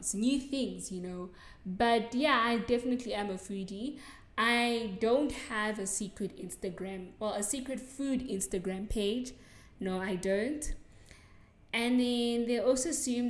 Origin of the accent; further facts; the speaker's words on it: South Africa; accent: South African; So, yeah, no, I'm not from England. I'm from South Africa. And I am South African. I sound South African